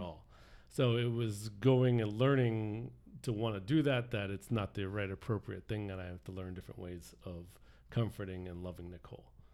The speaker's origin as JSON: {"language": "English", "region": "South Florida", "country": "United States", "tie": "born or raised there", "said": "I grew up here in South Florida"}